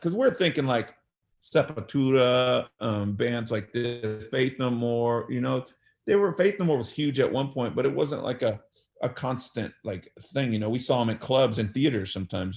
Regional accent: Bakersfield, California, United States; also born or lived in Los Angeles area; then I moved to Bakersfield from Los Angeles area in fifth grade around uh, nine, ten years old

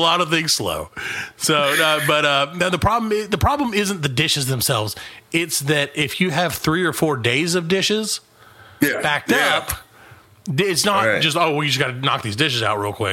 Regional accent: the South, United States; We're from the South. Rice is a staple food down here.

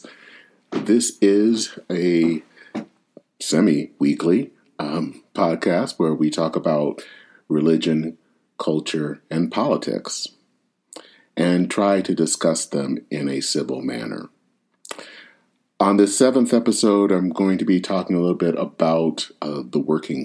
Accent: Flint, Michigan, United States; I hail from Flint, Michigan.

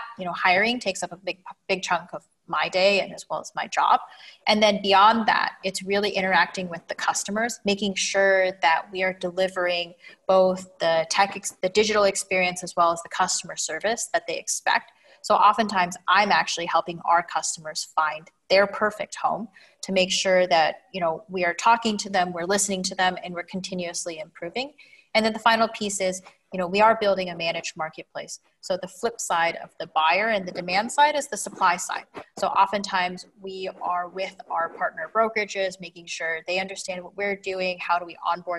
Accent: Washington, United States; moved away as an adult; now in Dubai, United Arab Emirates; born and raised in Washington State

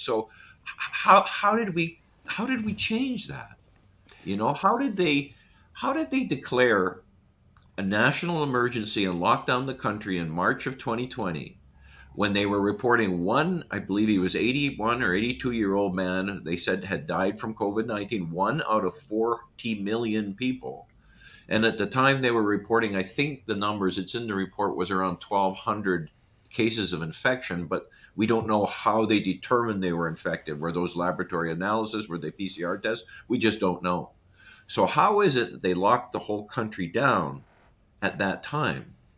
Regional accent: Manitoba, Canada; I'm from Manitoba

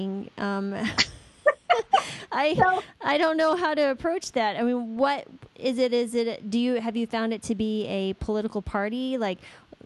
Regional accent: New Mexico, United States; I grew up in New Mexico

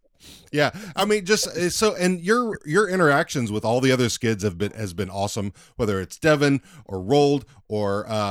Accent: Texas, United States; now in Seattle, United States; I've lived in Seattle since 2003, but I'm originally from Texas.

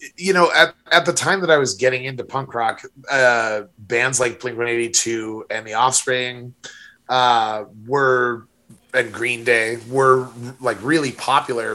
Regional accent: Monument, Colorado, United States; my hometown of Monument

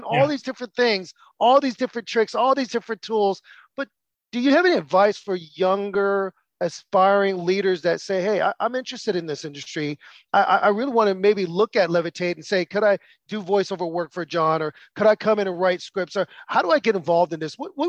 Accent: United States; what was interesting for me as an American is I went to the movie theater with my friends from London

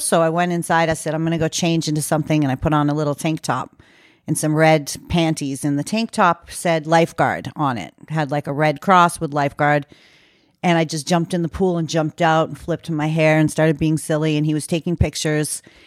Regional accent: Maine, United States; moved away; I came back to Maine, which is my hometown

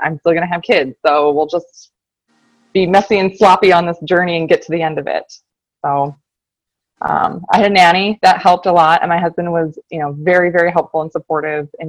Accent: Minneapolis, Minnesota, United States; also born or lived in Michigan; I'm from the Twin Cities, Minnesota, born and raised

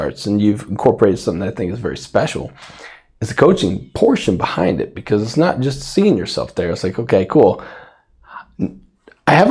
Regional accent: Safford, Arizona, United States; I grew up in Safford, Arizona

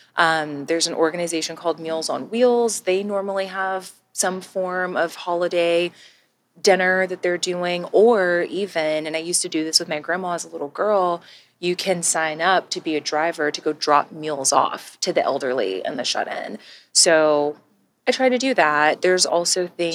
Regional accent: Texas, United States; moved away as an adult; also born or lived in Georgia; born and raised in Texas, I spent most of my life in Texas

